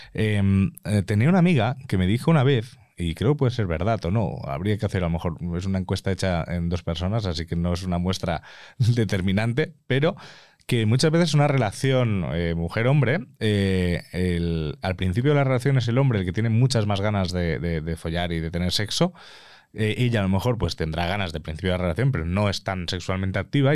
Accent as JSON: {"language": "Spanish", "area": "Mallorca", "region": "Balearic Islands", "country": "Spain", "said": "yo soy de Mallorca"}